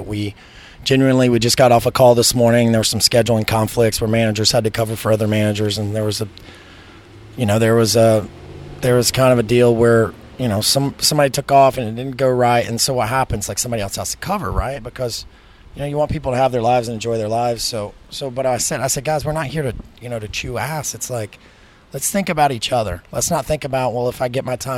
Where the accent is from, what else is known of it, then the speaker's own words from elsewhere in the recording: the South, United States; I'm from the South